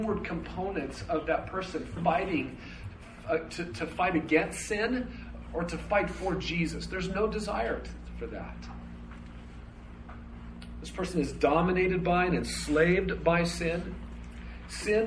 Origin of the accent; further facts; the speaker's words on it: United States; I was born in America